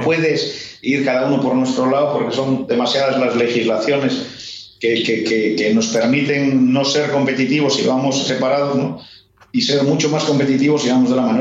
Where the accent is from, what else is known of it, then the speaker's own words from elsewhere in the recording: Spain; como decimos en España